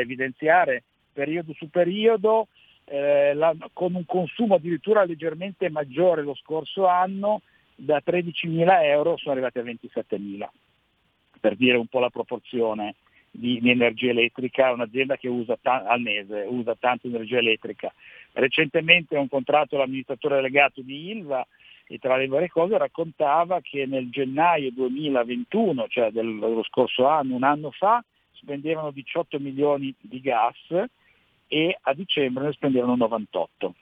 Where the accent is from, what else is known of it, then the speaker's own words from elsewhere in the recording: Genoa, Liguria, Italy; Siamo genovesi, siamo liguri